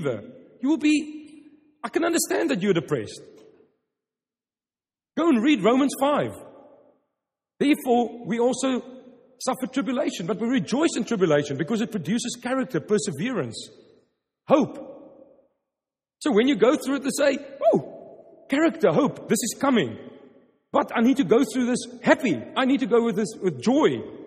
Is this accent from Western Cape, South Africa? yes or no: yes; Stellenbosch, Western Cape, South Africa; first language Afrikaans; English is a second language; I'm from Stellenbosch, wine country.